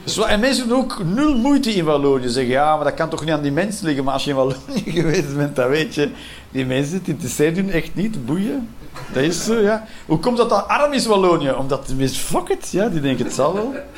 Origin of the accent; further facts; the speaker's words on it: Belgium; elke Belg